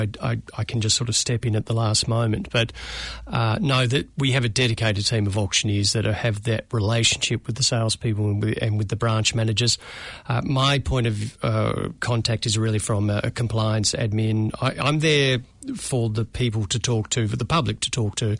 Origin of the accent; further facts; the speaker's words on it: Melbourne, Victoria, Australia; moved away as an adult; now in Auckland, New Zealand; as a Melbourne boy